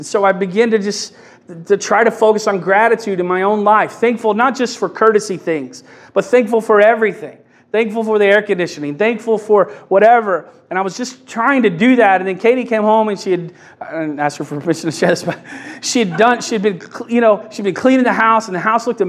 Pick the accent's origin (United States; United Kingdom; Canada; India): United States; Kentucky; I'm from Kentucky